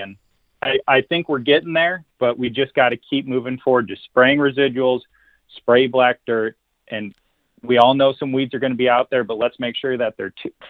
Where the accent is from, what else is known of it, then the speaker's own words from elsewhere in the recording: Wisconsin, United States; also born or lived in Missouri; now in Iowa, United States; I come from Wisconsin and Missouri. And I can finally say spray black dirt now that I live in Iowa.